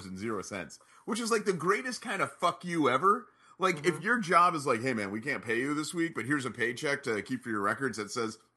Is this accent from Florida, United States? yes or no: yes; Orlando, Florida, United States; I was from Orlando.